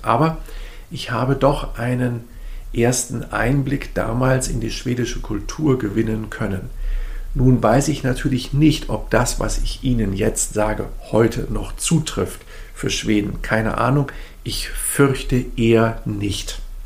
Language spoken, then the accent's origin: German; Germany; also born or lived in Sweden / Berlin; ich natürlich so als Deutscher